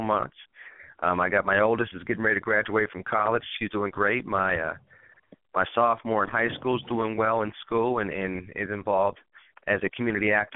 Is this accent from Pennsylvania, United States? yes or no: yes; Pittsburgh, Pennsylvania, United States; also born or lived in Chicago / North Carolina; my hometown of Pittsburgh, Pennsylvania